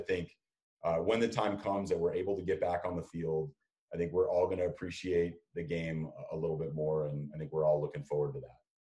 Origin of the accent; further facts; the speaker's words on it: Los Angeles, California, United States; now in San Francisco, United States; my mom and dad are still in the house that I grew up in in Southern California